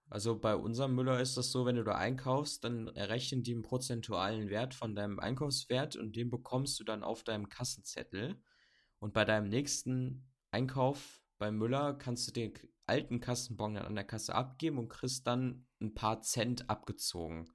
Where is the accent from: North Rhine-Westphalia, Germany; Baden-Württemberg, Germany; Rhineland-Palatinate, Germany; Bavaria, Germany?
Bavaria, Germany; Bamberg; ich komme jetzt nicht aus Berlin, ich komme aus Bamberg, aus dem Süden